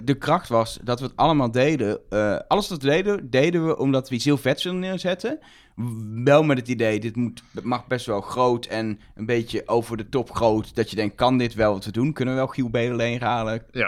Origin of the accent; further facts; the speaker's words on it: 's-Hertogenbosch, North Brabant, Netherlands; moved away as an adult; also born or lived in Enschede; Ik kom uit Den Bosch.